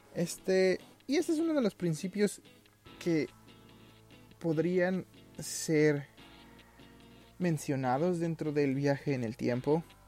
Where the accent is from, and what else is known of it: Mexico City, Mexico